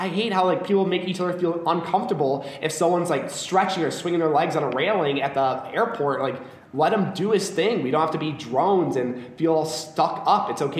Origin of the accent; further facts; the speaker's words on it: Chicago, Illinois, United States; being back in my hometown doing the same things I was doing in high school is definitely a trip.